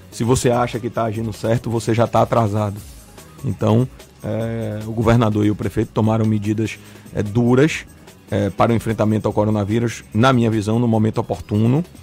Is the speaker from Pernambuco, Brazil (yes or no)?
no; Bahia, Brazil; Nós temos uma cultura de abraçar, de beijar, de estar próximo. Nós somos baianos, nós gostamos disso.